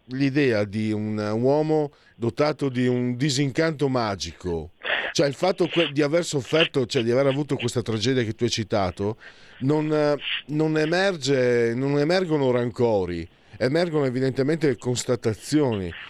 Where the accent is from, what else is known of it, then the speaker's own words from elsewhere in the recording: Italy; now in Milan, Italy; Io che sono un immigrato, vengo da Friuli Veneto, posso anche capirlo.